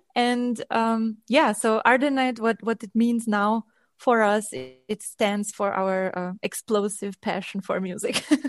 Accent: Transylvania, Romania; moved away; I'm coming from Transylvania, from Romania.

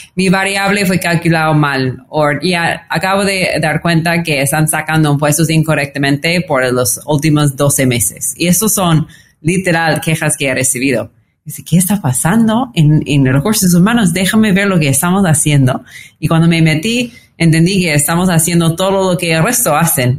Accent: California, United States; Spanish is a second language; moved away as an adult; also born or lived in New York / Lima, Peru; now in Mexico City, Mexico; soy, californiana de todo el corazón

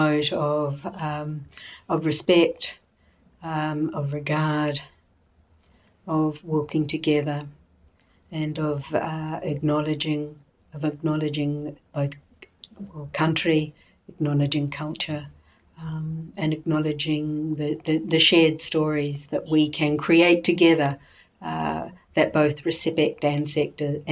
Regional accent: New Zealand; I'm a Kiwi.

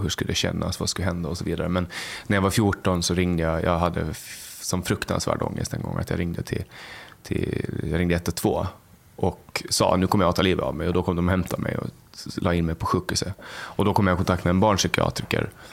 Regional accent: Mariehamn, Åland, Åland Islands; där jag kommer ifrån, exakt. Ja. Eh, där jag, i Mariehamn och Övernäs

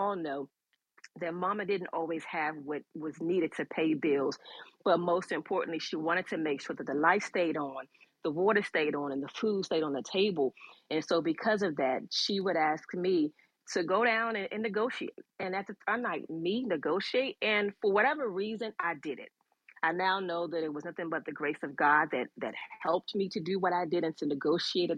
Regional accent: Washington, District of Columbia, United States; also born or lived in Clinton, Maryland; I grew up in Southeast DC, raised by a mom, single mom, with two brothers

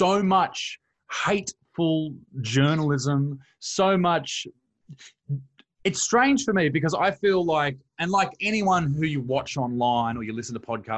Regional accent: Australia; also born or lived in Newcastle, Australia; I grew up here in Australia, and I'm in a town called Newcastle

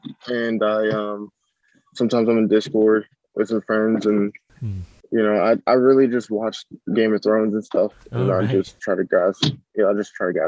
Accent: Minnesota, United States; I went to the library growing up in Minnesota when we were in Minnesota

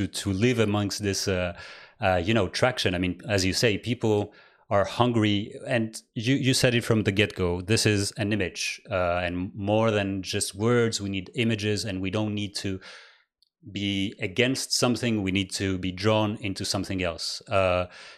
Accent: Greece; I grew up in Greece

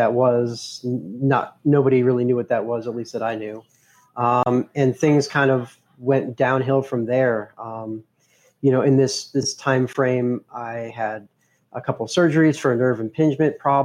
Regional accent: Boulder, Colorado, United States; I was born and raised in Boulder, Colorado

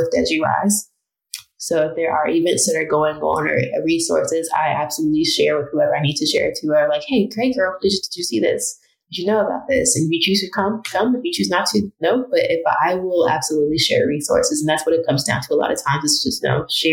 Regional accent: Chicago, Illinois, United States; moved away as an adult; also born or lived in Evanston, Illinois / Tennessee / Alabama; now in Rhode Island, United States; going from Southside Chicago, where Englewood particularly is all Black

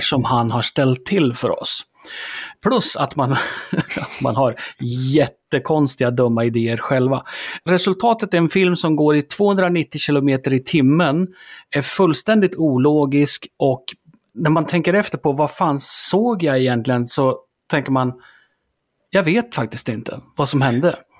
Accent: Sweden; vi är som svenskar

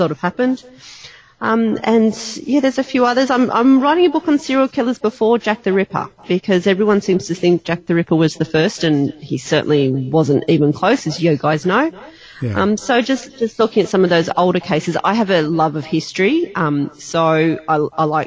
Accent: Australia; I'm an Aussie

